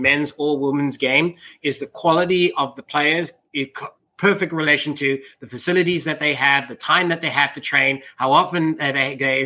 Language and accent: English; South Africa; moved away; I was born and raised in South Africa.